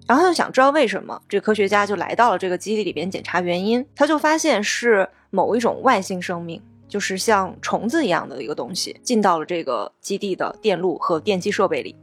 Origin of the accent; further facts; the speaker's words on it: China; 我们作为中国人